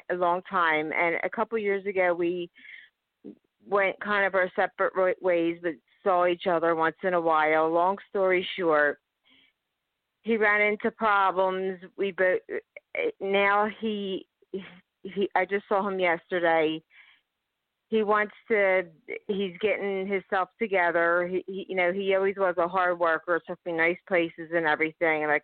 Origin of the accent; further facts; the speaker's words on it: Philadelphia, Pennsylvania, United States; I'm from Pennsylvania, Philadelphia.